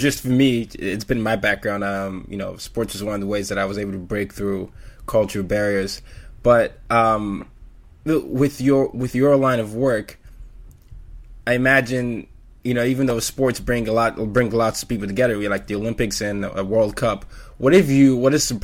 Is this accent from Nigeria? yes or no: yes; Nigeria; now in New York City, United States; I'm Nigerian. We grew up saying football. Then I went to an American school, and went to soccer, and then I'm in New York City now